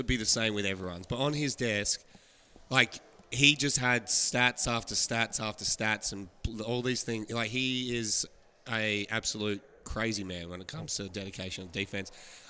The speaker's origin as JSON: {"language": "English", "country": "Australia", "moved": "as an adult", "said": "I'm from Australia."}